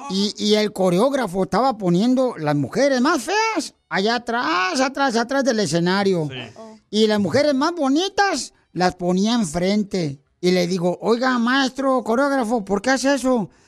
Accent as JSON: {"language": "Spanish", "region": "Hidalgo", "country": "Mexico", "lives_now": "United States", "said": "Porque aquí venimos de Hidalgo"}